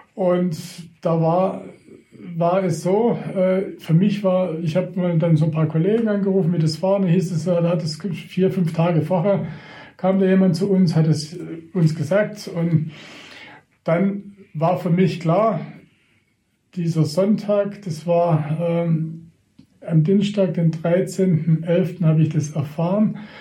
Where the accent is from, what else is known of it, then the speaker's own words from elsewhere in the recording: between Reutlingen and Tübingen, Baden-Württemberg, Germany; also born or lived in Baiersbronn; da wo ich äh, geboren wurde oder aufgewachsen bin in Mannwald, das ist zwischen Reutlingen und Tübingen